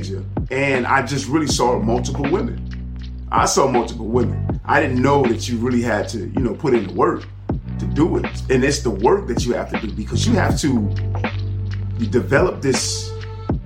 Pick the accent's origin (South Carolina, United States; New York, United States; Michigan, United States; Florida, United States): Florida, United States; Miami; I'm from Miami